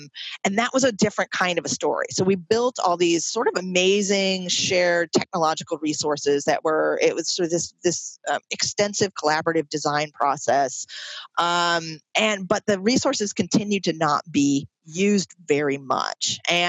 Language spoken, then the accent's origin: English; Troy, United States; specifically in this community of folks who live in a residential YWCA in my hometown in Troy.